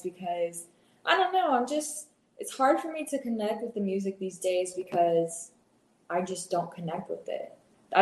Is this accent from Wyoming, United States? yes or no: no; Inland Empire, California, United States; moved away as an adult; also born or lived in Torrance, California; now in Austin, United States; I live in Austin, Texas right now, but I'm actually from California. I was born in Torrance, but I grew up in the Inland Empire area